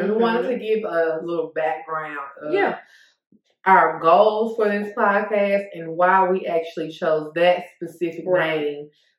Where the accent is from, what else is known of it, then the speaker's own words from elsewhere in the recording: Terry, Mississippi, United States; The illustrious town of Terry, Mississippi.